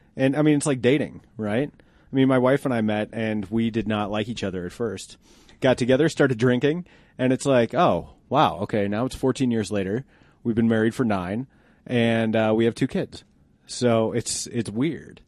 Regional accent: Golden, Colorado, United States; We grew up here long enough to remember when those areas were kind of rural

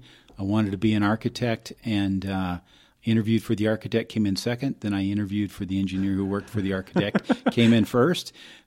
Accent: Phoenix, Arizona, United States; So I grew up in Phoenix

